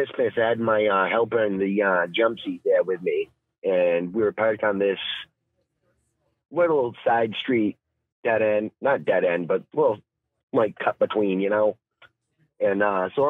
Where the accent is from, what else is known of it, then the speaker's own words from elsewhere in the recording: Maine, United States; accent: Maine; now in New Hampshire, United States; I grew up in Maine, so I kind of got the Maine accent still